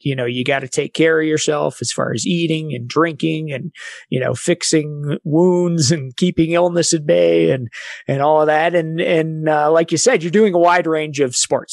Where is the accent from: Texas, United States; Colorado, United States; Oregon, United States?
Colorado, United States; Evergreen; also born or lived in Salida, Colorado; I grew up in Evergreen, Colorado